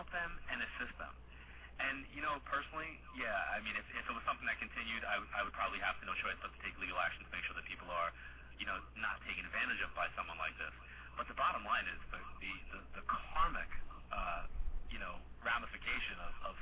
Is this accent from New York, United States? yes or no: yes; Long Island, New York, United States; moved away; I was doing, you know, an event in Long Island every year. I end my travel schedule kind of like in my hometown doing a seminar